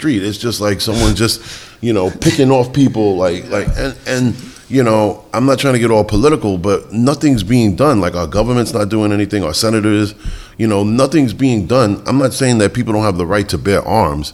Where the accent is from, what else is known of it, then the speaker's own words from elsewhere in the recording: New York City, New York, United States; also born or lived in Bronx, New York; I grew up in the Bronx, but was raised in Queens.